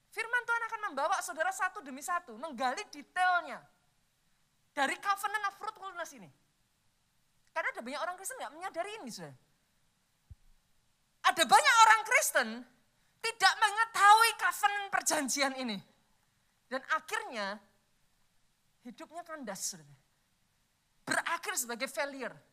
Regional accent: Java, Indonesia; Saya orang Jawa, saudara.

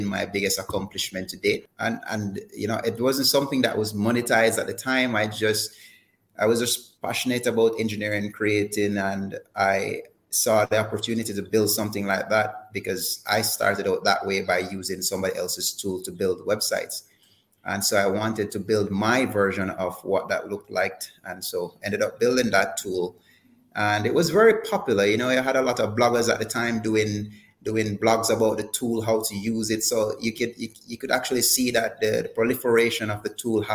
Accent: Jamaica; being born here

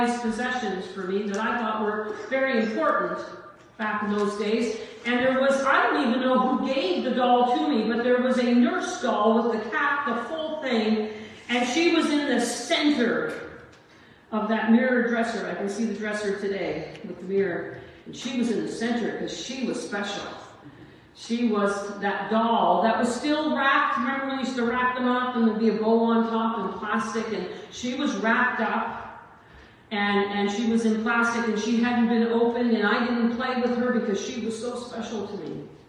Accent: Corner Brook, Newfoundland and Labrador, Canada; I'm from Corner Brook, Newfoundland, raised by a single mom.

